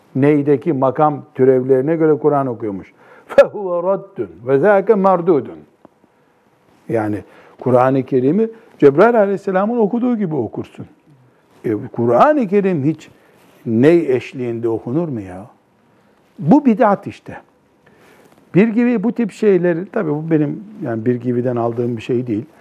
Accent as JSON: {"language": "Turkish", "region": "Black Sea Region", "country": "Turkey", "said": "bizim Karadeniz'de yaygın bir deyimdir"}